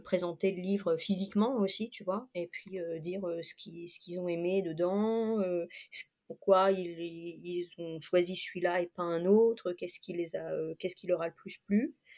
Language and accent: French; La Rochelle, Nouvelle-Aquitaine, France; moved away as an adult; also born or lived in Lower Normandy; now in Rochefort, France; J'ai vécu toute mon enfance à La Rochelle, j'y suis née